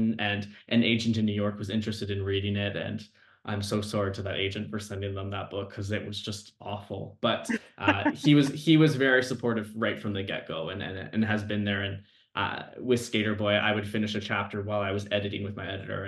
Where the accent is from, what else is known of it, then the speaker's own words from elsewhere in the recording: Langley, British Columbia, Canada; also born or lived in Vancouver; Langley, BC, which is just my hometown